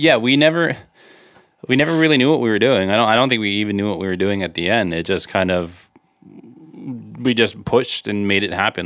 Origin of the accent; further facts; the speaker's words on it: Canada; we're from Canada